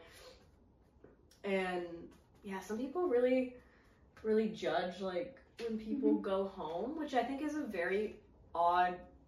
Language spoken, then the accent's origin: English; Greenville, United States; my hometown, Greenville, because my apartment's up here